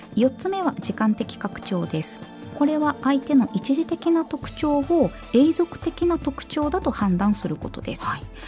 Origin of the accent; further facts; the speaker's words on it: Kagoshima, Japan; 私は鹿児島出身